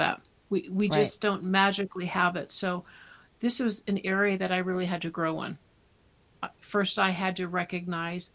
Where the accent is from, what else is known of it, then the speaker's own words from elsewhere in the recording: California, United States; I was born and raised in California.